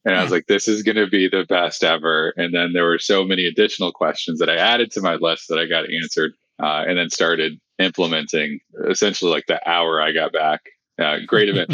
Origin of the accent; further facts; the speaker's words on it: small town in Texas, United States; grew up in a super small town it's a thousand people